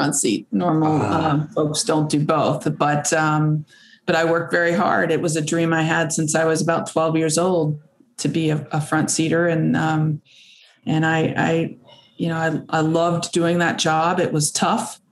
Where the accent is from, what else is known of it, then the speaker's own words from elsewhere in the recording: Kentucky, United States; moved away as an adult; also born or lived in San Diego, California; growing up here in Kentucky